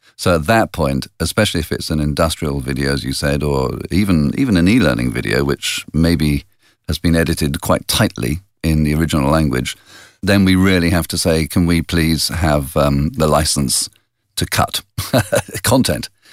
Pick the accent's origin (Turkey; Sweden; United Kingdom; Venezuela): United Kingdom; England; moved away as an adult; now in Italy; being English in Italy